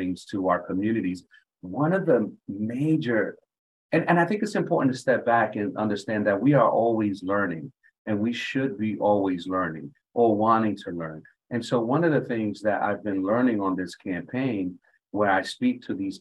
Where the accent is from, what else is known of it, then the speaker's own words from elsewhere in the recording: Hartford, Connecticut, United States; I had a very unique experience growing up in Hartford